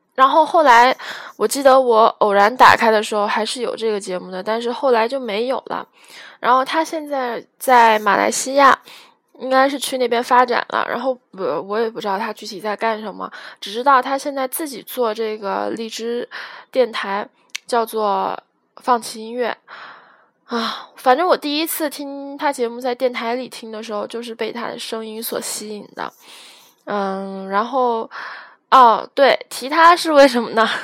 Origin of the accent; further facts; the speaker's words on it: Guiyang, Guizhou, China; 我贵阳人